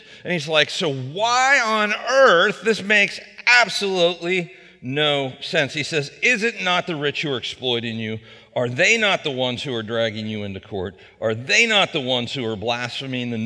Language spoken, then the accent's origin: English; Wheeling, West Virginia, United States; I grew up in Elm Grove out on Big Wheeling Creek out over the Marshall County line.